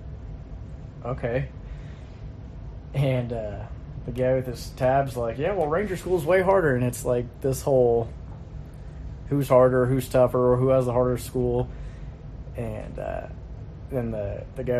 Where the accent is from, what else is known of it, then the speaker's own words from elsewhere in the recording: Southern California, United States; moved away; also born or lived in North Carolina; I like swimming growing up in Southern California